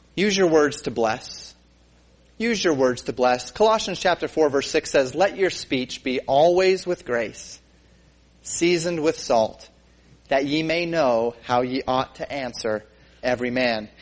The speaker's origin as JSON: {"language": "English", "region": "Colorado", "country": "United States", "tie": "born or raised there", "said": "growing up in Colorado"}